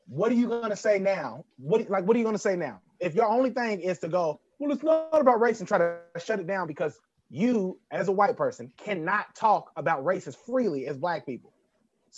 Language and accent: English; Kentucky, United States; I grew up in Kentucky.